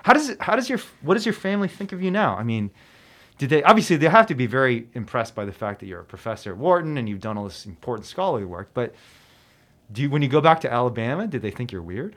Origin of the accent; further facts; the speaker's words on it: China; now in United States; my home country of China